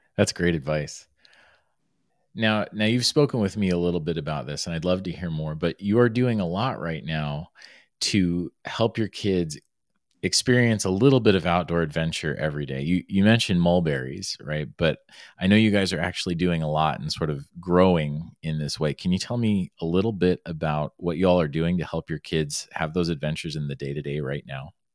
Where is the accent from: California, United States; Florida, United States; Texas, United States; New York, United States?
Florida, United States; moved away; also born or lived in Arizona; I grew up in Florida, I was by the Everglades National Park